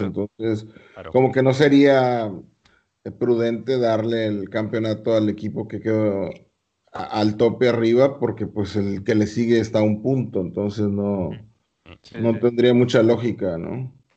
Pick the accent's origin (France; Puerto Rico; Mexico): Mexico